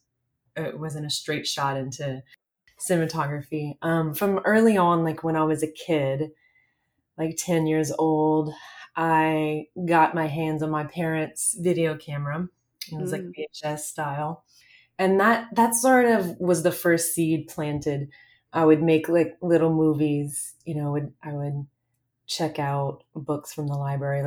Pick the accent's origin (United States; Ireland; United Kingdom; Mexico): United States; South Louisiana; I grew up in South Louisiana, so very removed at the time from the film industry